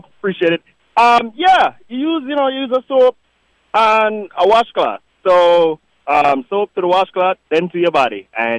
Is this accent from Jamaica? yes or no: yes; Jamaica; I'm from Jamaica, so that's how we grew up.